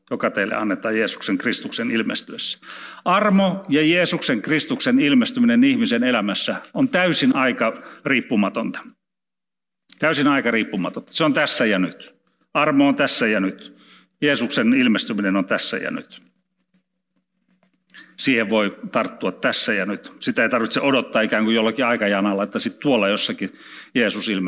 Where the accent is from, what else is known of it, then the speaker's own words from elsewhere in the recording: Karelia, Finland; en osaa sanoa, kun olen karjalainen, onneksi en puhu vieraita kieliä.